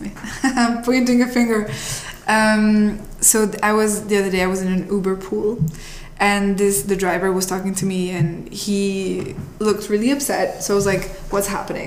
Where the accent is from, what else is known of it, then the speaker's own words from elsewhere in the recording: Italy; now in United States; I'm from Italy originally